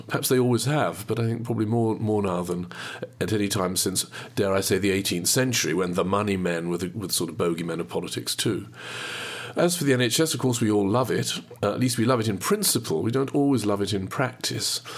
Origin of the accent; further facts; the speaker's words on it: Midlands, United Kingdom; now in Cambridge, United Kingdom; I was born and brought up in the Midlands, and I've lived most of my life in Cambridge